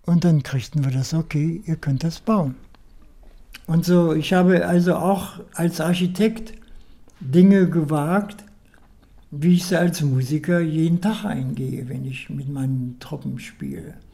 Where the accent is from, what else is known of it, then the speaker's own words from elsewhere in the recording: Göttingen, Lower Saxony, Germany; born there; Mein Geburtsort ist Paradiesweg Nummer 2.